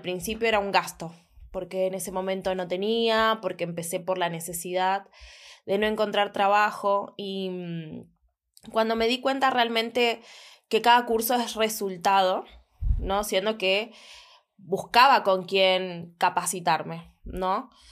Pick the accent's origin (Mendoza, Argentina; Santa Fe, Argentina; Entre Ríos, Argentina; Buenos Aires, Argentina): Buenos Aires, Argentina; soy de Buenos Aires